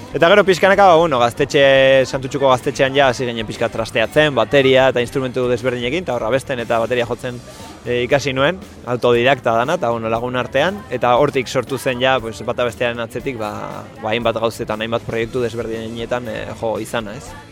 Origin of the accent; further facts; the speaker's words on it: Bilbao, Basque Country, Spain; berez bilbotarra gara, bilbo ingurukoa gara